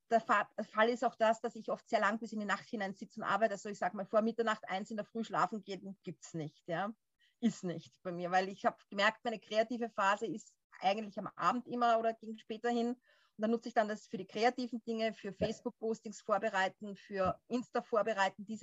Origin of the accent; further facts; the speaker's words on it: Austria; ich komme ja, wie gesagt, aus Österreich